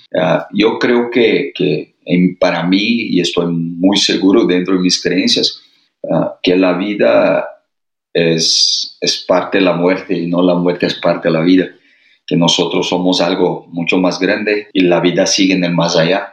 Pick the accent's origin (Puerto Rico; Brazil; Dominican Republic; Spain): Brazil; Spanish is a second language; now in Mexico; nosotros brasileños